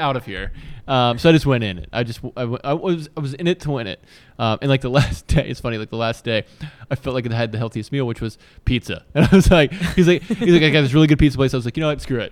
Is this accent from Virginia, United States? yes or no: yes; Virginia, United States; I grew up in Virginia